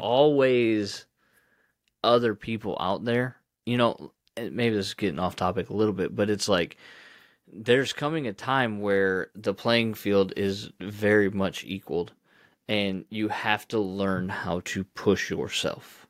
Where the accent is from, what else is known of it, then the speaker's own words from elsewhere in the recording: Ohio, United States; I grew up in Ohio